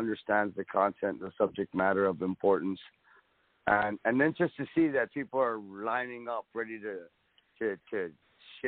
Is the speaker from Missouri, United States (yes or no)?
no; South Texas, United States; I'm from South Texas.